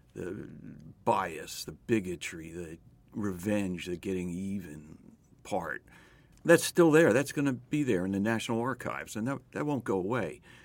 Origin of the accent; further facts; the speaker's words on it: Philadelphia, Pennsylvania, United States; I grew up in West Philadelphia